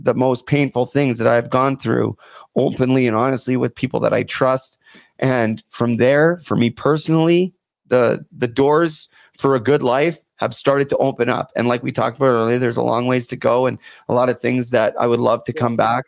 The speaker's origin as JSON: {"language": "English", "country": "Canada", "tie": "born or raised there", "said": "growing up in Canada"}